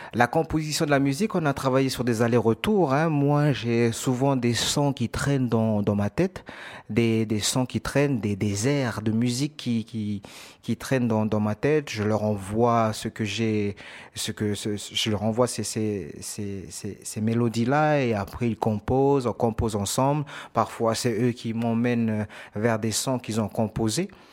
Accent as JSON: {"language": "French", "country": "New Caledonia", "moved": "as an adult", "lives_now": "Marseille, France", "said": "je viens de Nouvelle-Calédonie."}